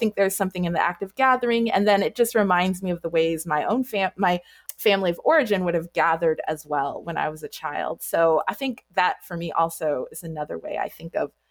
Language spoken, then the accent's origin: English; Anchorage, Alaska, United States; I am the child of Jamaican immigrants and I grew up in Anchorage, Alaska.